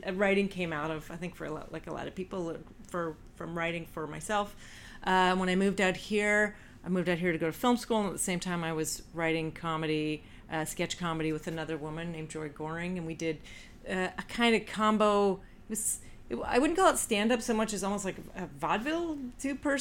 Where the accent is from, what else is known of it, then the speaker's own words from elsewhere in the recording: Canada; moved away; I'm Canadian